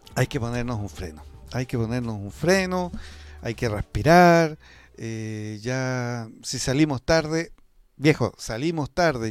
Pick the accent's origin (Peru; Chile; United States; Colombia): Chile; somos tercos los chilenos